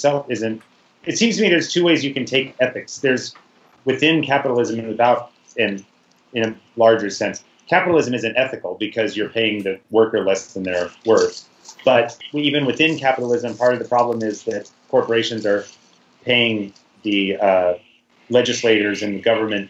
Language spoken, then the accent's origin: English; San Francisco, California, United States; I am a writer and I'm from San Francisco